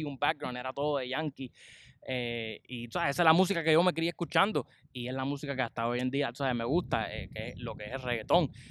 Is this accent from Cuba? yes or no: yes; Cuba; moved away; yo soy cubano, orgulloso